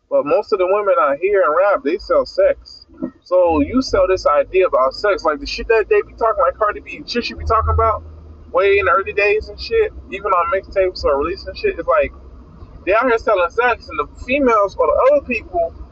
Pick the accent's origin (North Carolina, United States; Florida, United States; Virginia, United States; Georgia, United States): Florida, United States; Miami; I'm from Miami Dade, so I don't know nothing about that shit.